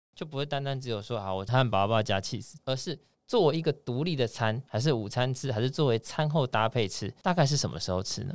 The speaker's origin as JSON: {"language": "Chinese", "country": "Taiwan", "said": "像我们台湾人"}